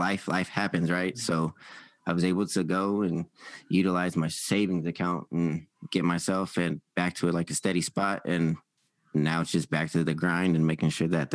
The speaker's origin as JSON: {"language": "English", "town": "Sacramento", "region": "California", "country": "United States", "tie": "born or raised there", "said": "I grew up here in Sacramento"}